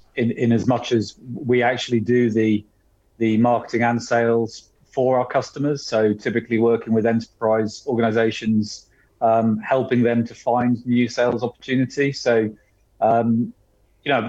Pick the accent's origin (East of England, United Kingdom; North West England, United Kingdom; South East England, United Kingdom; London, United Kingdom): South East England, United Kingdom; Oxford; moved away as an adult; also born or lived in Leicester; I'm actually from Oxford